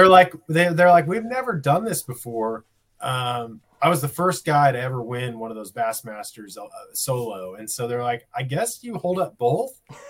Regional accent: Jacksonville, Oregon, United States; I grew up in Jacksonville, Oregon, which is real close to Medford. It's very Southern Oregon. So a real dry climate.

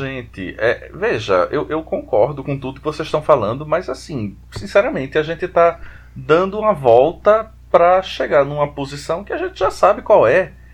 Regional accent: Recife, Pernambuco, Brazil; eu sou aqui de Recife

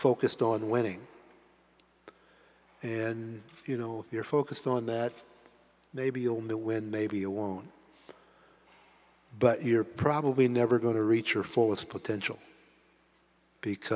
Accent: Canton, Ohio, United States; somebody like me growing up in Canton, Ohio

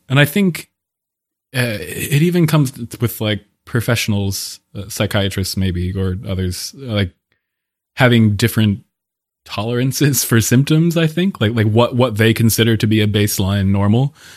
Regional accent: Pennsylvania, United States; also born or lived in Paris; now in Bellevue, United States; I am originally from Pennsylvania. I've moved around quite a bit since, uh, growing up there

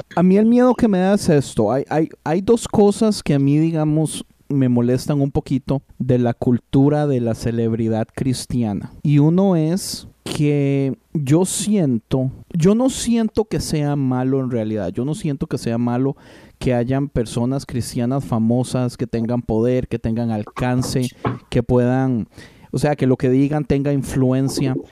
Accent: Costa Rica; moved away as an adult; nosotros somos de Costa Rica, mi esposa se vino cuando tenía 21 años, yo me vine cuando tenía 19 años

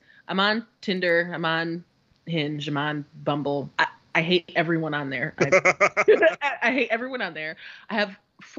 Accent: Connecticut, United States; Minutes, and we're from Connecticut.

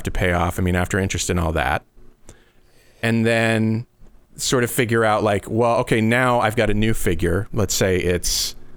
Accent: Falmouth, Massachusetts, United States; now in Iowa City, United States; I grew up on Cape Cod, which is really expensive

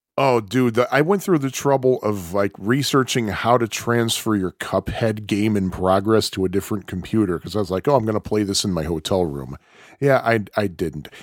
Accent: Chicago, Illinois, United States; I'm from Chicago.

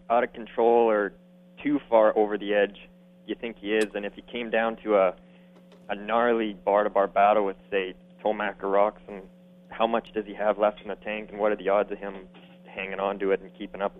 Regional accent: Alberta, Canada; I'm from Alberta, actually

